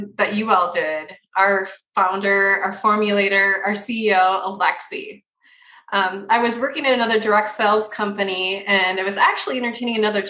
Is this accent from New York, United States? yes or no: no; Minnesota, United States; moved away as an adult; now in Utah, United States; I'm originally from Minnesota. I'll always say I'm Minnesota native at heart